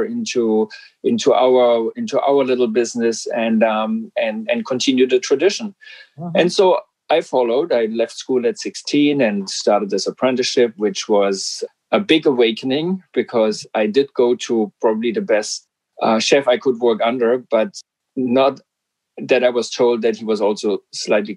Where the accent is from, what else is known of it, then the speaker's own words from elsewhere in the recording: Black Forest, Baden-Württemberg, Germany; English is a second language; moved away as an adult; now in Vancouver, Canada; I'm from Germany, and I came here from the southwest of Germany, the Black Forest